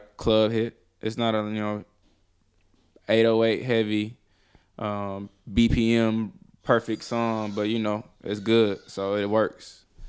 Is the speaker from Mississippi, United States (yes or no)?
yes; Columbus, Mississippi, United States; also born or lived in Detroit, Michigan; now in Atlanta, United States; I'm from, uh, Columbus, Mississippi. I was born in Detroit, Michigan